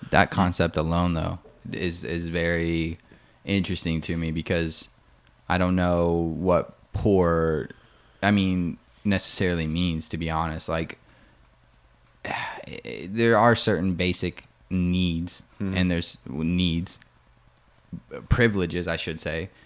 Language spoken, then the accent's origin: English; Indiana, United States; now in Austin, United States; I'm from Indiana